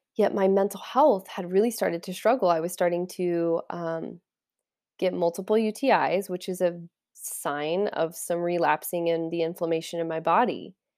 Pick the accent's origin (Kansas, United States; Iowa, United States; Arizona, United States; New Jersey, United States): Kansas, United States; I'm from Kansas.